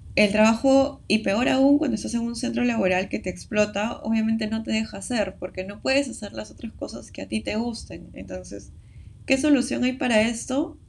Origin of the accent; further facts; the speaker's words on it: Peru; somos de Perú